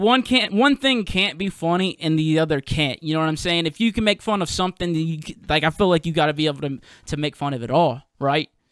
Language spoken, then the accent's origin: English; Mississippi, United States; moved away as an adult; now in New Orleans, United States; I'm originally from Mississippi, but I live in New Orleans now